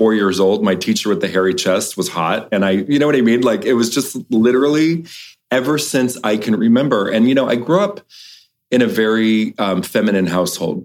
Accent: Los Angeles, California, United States; I grew up in Los Angeles, but never the big city. I grew up in like Westchester by the airport

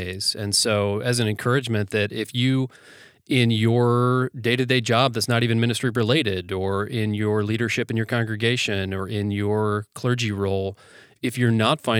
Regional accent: United States; growing up in the United States with our general work ethic

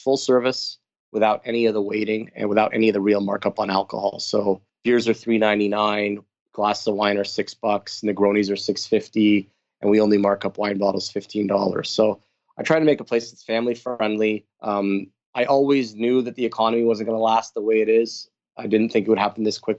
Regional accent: California, United States; now in Toronto, Canada; being from California, being Armenian

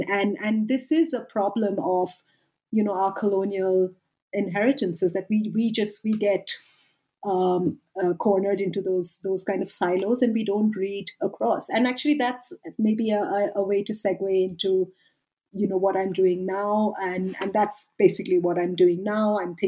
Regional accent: India; also born or lived in United Kingdom; now in South Africa; You know, I'm from India. I lived and worked for a decade in the UK, and now I've lived and worked for a decade in South Africa.

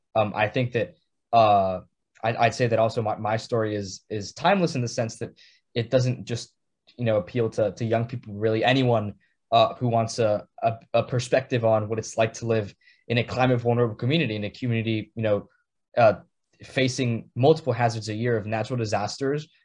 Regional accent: San Juan, Puerto Rico; moved away as an adult; now in New Haven, United States; from San Juan, Puerto Rico, born and raised on the island

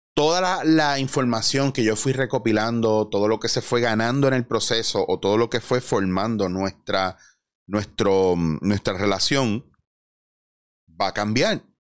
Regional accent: Puerto Rico; nosotros como puertorriqueños

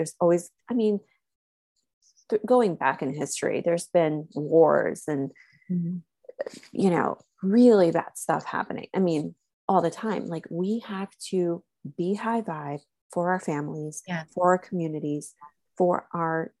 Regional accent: Slovakia; moved away; also born or lived in United States; I was raised in Slovakia

